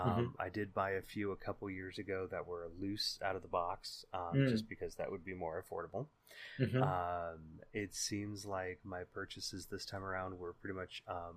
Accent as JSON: {"language": "English", "area": "Bay Area", "region": "California", "country": "United States", "tie": "born or raised there", "said": "with me, as he is every month when we wander back through those hazy halls of our memories growing up in the Bay Area in the 80s and the 90s"}